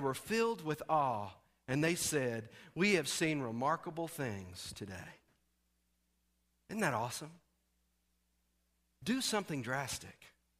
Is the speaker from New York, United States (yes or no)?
no; Texas, United States; Lord, that's in Arkansas. I'm from Texas. They will kill me.